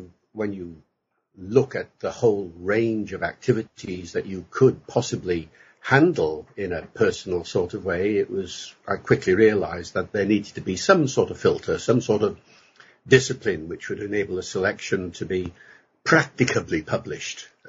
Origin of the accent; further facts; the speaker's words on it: Holyhead, Wales, United Kingdom; first language English; I grew up in North Wales, in Holyhead